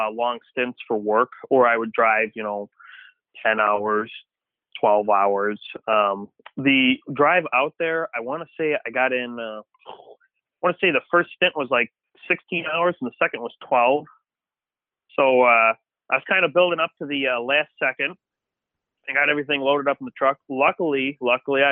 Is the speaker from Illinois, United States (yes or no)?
yes; Antioch, Illinois, United States; I did grow up Antioch, Illinois, like right over the border in Wisconsin, in Trevor's parents' farm